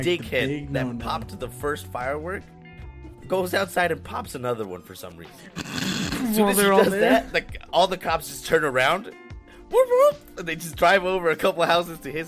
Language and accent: English; United States; we're American